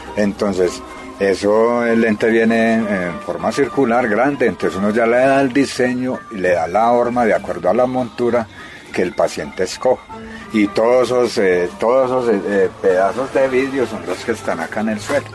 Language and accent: Spanish; Paisa region, Caldas, Colombia; como somos paisas